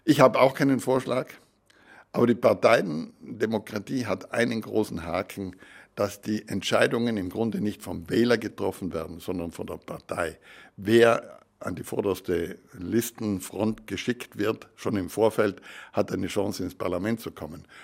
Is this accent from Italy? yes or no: yes; Trentino-Alto Adige, Italy; Und ich bin ein begeisterter Europäer. Als Südtiroler ist das auch logisch, denn unsere politische Situation, wir sind ja mit dem Ersten Weltkrieg zu Italien geschlagen worden